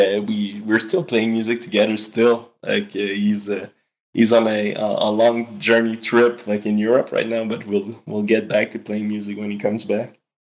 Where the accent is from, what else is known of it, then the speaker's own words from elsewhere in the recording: Eastman, Quebec, Canada; also born or lived in Montreal; I was born in Montreal, but I grew up in the townships called Eastman, close to Sherbrooke in Quebec